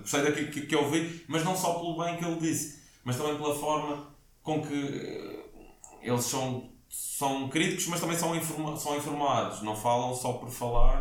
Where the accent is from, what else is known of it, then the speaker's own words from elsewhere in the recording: Madeira, Portugal; aqui na Madeira